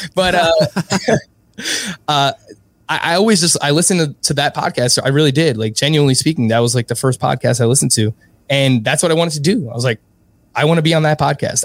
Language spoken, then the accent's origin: English; New York City, New York, United States; I was born and raised in Ridgewood, Queens